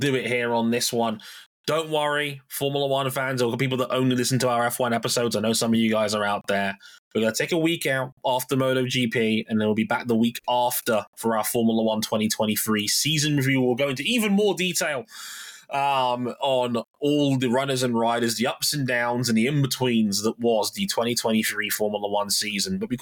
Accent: United Kingdom; also born or lived in Jamaica; As a Brit

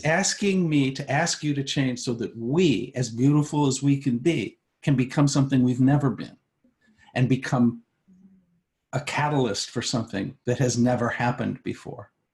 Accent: United States; I'm an American

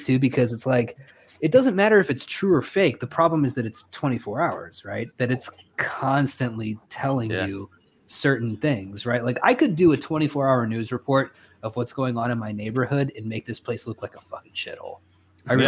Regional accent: United States; as an American dude

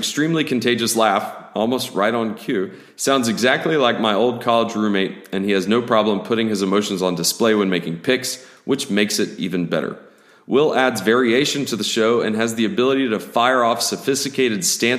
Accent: Arkansas, United States; I hail from the Arkansas version of Yoknapatawpha County, nestled in the beautiful foothills of the Ozarks.

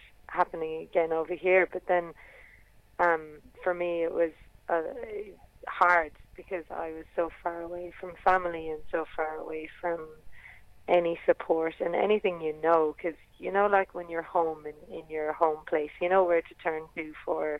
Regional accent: Ireland; now in Australia; in Ireland we have music

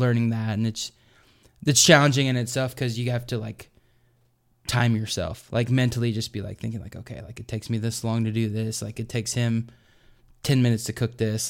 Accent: Arkansas, United States; growing up in Arkansas, so it was, like, super Southern.

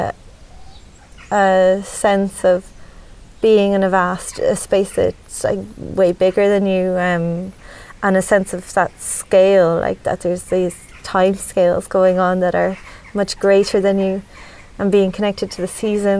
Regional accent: Dublin, Leinster, Ireland; moved away as an adult; now in Midlands, Ireland; I grew up in the city, and like my we're generations from Dublin

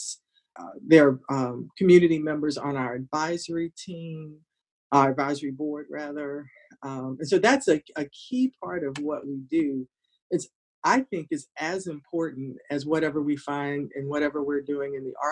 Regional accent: Hampton, Virginia, United States; I grew up in Hampton

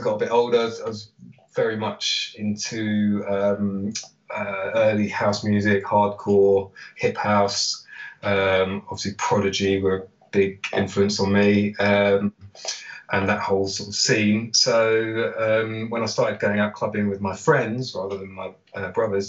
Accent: London, United Kingdom; I'm born and raised in London, specifically in Camden

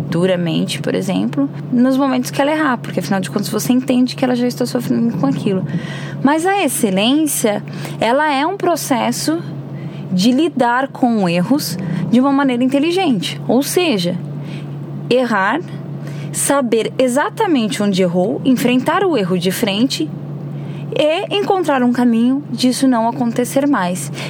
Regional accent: São Paulo, Brazil; Então eu vejo e eu percebi essa diferença muito forte quando eu vim de São Paulo para Santa Catarina

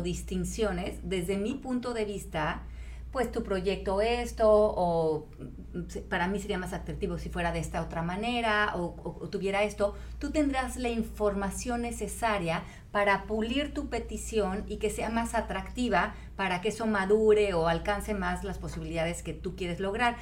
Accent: Mexico; como mexicanos

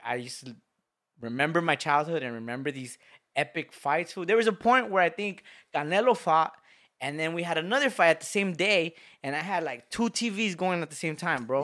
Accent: Lynwood, California, United States; we're from Linwood, and it's a, it's a pride to be from Linwood. I've, I've walked these streets, I've grew up in these streets

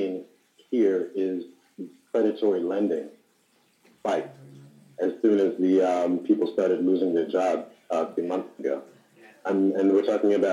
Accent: New York City, New York, United States; moved away as an adult; now in Cambodia; in my home, New York City

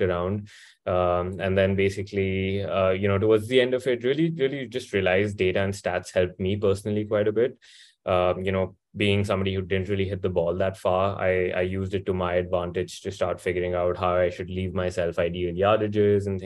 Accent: India; moved away as an adult; also born or lived in United States; I grew up born and raised in India

